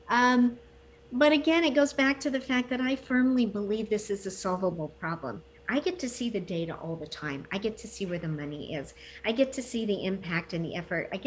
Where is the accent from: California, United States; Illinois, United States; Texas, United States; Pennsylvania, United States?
Texas, United States; Fort Hood; born there; I didn't. I was born in Fort Hood, Texas.